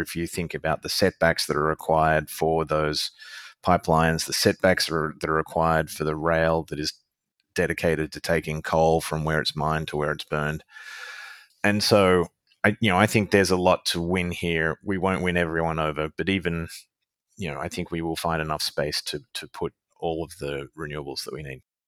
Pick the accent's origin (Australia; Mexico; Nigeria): Australia; being an Australian citizen